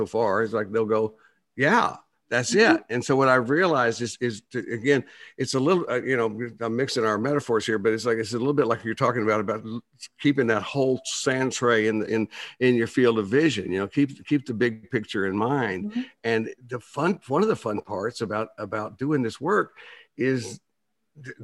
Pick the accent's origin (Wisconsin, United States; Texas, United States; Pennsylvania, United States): Texas, United States; Plainview; also born or lived in Dallas, Texas; I grew up in Plainview, Texas